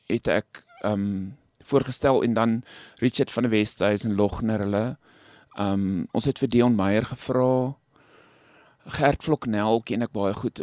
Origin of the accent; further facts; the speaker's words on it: Stella, North West, South Africa; now in Rosendal, South Africa; ek self op die platland groot geword het. Ek kom nie van Rosenhal af, ek kom van 'n klein dorpie met die naam Stella, dis naby nou Vryburg in die Noordwes.